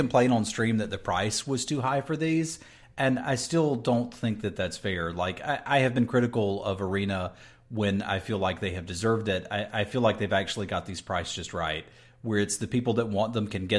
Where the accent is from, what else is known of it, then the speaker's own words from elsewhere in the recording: North Carolina, United States; Dude, I grew up in North Carolina